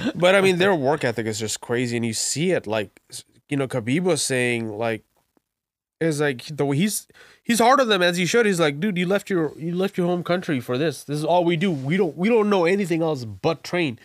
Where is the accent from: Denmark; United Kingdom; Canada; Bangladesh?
Bangladesh; now in Virginia, United States; I was born and raised in Bangladesh